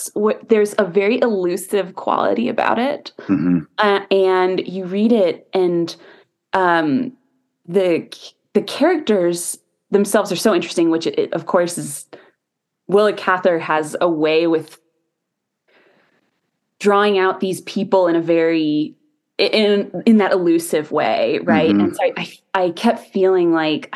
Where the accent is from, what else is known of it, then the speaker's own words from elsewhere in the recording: Arizona, United States; moved away; I'm originally from Arizona